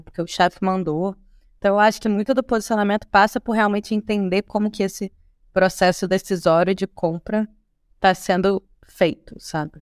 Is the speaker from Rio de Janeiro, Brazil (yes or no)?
yes; Rio de Janeiro, Brazil; nós que somos cariocas